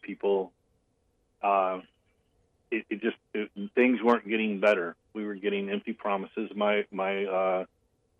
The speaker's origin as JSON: {"language": "English", "country": "United States", "tie": "born or raised there", "said": "I grew up in Sockety, 2 miles from door to door from where I live now to my mom's house, where I grew up"}